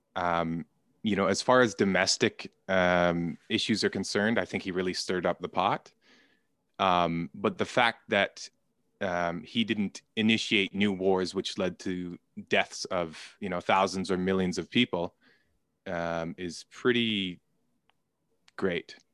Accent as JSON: {"language": "English", "country": "Canada", "said": "I'm Canadian"}